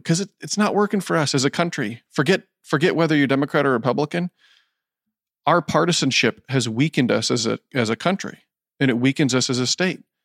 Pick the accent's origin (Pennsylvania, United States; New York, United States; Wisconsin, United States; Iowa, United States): Iowa, United States; Decorah; I am born and raised in Northeast Iowa, Decorah